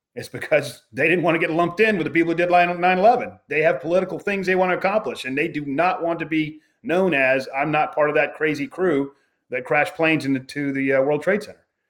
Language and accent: English; United States; I'm writing as an American